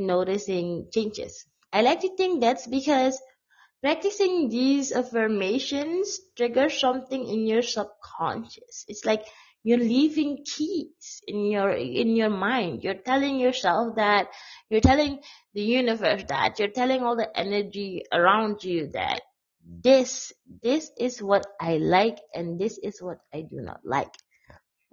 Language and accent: English; Suriname; I'm a blogger from Suriname, South America.